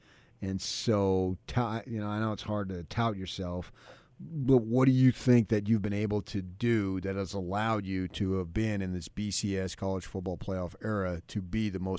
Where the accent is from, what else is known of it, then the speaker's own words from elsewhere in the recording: New Jersey, United States; now in Utah, United States; I was born in North Jersey.